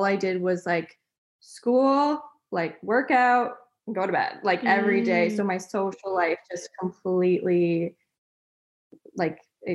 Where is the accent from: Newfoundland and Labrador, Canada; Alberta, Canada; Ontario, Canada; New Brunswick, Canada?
Ontario, Canada; Ottawa; also born or lived in North Vancouver, British Columbia; now in Comox, Canada; I grew up in Ottawa